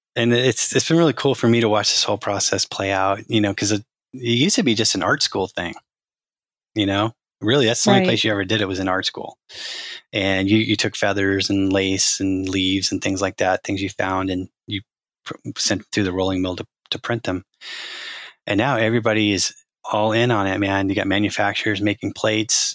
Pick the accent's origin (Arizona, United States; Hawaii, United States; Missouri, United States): Arizona, United States; I grew up in Arizona